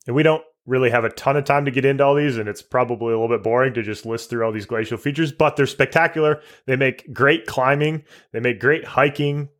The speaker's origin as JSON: {"language": "English", "region": "Michigan", "country": "United States", "tie": "born or raised there", "also_born_or_lived": "Canada", "moved": "as an adult", "said": "I was born and raised in Michigan, so I'm an American"}